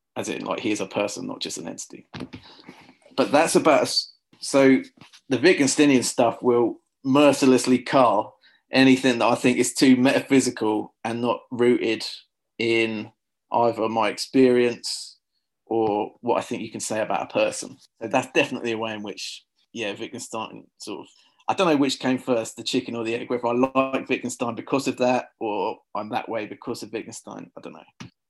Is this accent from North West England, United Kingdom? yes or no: no; Luton, East of England, United Kingdom; I'm from a town called Luton. Uh, we, we say Luton here in Luton